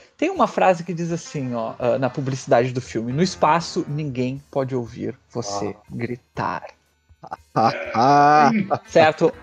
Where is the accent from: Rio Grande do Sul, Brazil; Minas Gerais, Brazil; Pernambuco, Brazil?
Rio Grande do Sul, Brazil; accent: gaúcho